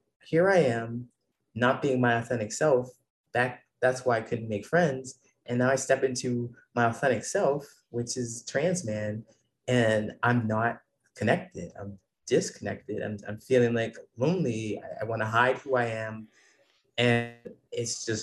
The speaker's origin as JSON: {"language": "English", "region": "Ohio", "country": "United States", "tie": "born or raised there", "moved": "yes", "said": "I was born in a small town in Ohio, so I grew up in Ohio"}